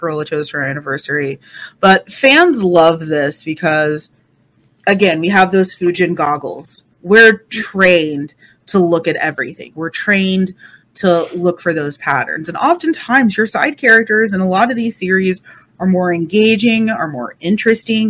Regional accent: United States; as an American

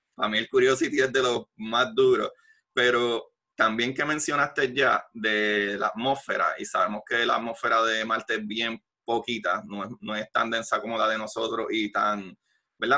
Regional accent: Puerto Rico; yo como puertorriqueño

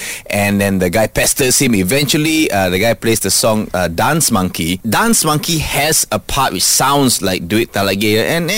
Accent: Singapore; And you can trust me because I'm from Singapore.

